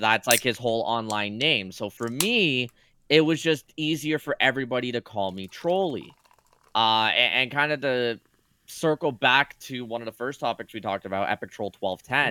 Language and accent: English; Canada; I'm Canadian